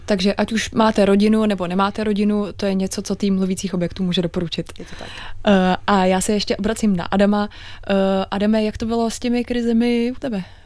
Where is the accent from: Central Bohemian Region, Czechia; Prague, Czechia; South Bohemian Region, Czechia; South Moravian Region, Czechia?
Prague, Czechia; jsem se narodila v Praze